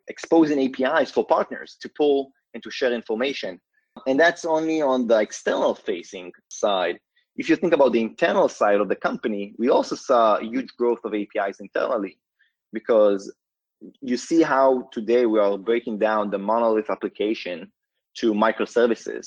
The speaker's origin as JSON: {"language": "English", "country": "Israel", "tie": "born or raised there", "moved": "as an adult", "lives_now": "Palo Alto, United States", "said": "I was born and raised in Israel, currently based out of Palo Alto, California"}